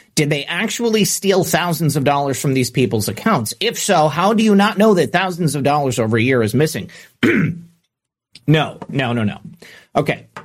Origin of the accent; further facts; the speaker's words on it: Michigan, United States; growing up in Michigan